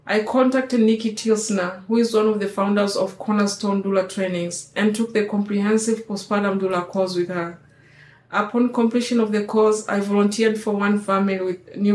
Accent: Tanzania; moved away as an adult; now in Bay Area, United States; I'm 36 years old and I come from Tanzania. I'm married and I've been living in the Bay Area for 16 years.

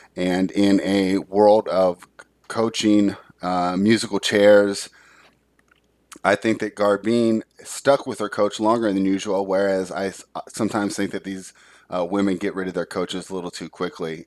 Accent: United States; it was my home country

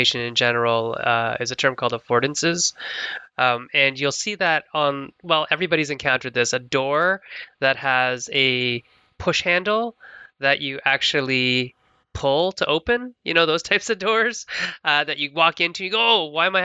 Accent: London, Ontario, Canada; I'm a board game designer from London, Ontario, Canada

